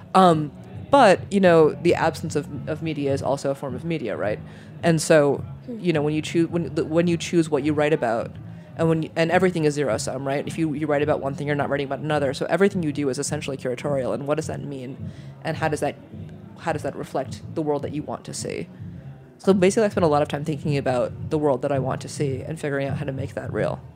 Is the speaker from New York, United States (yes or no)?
yes; New York, United States; also born or lived in Michigan / Germany; I'm a New Yorker. I've been a New Yorker since I was six